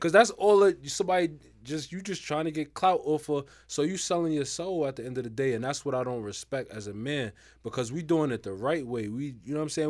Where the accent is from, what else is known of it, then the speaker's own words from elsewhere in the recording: New York City, New York, United States; I'm from Harlem, man. Represent Harlem